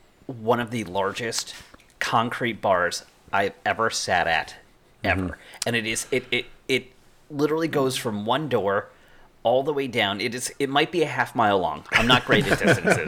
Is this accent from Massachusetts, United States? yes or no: yes; Massachusetts, United States; now in Florida, United States; I'm from Massachusetts, and I have never been able to say that word well.